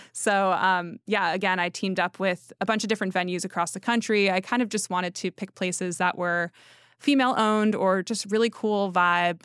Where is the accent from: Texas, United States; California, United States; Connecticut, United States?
Connecticut, United States; I'm from Connecticut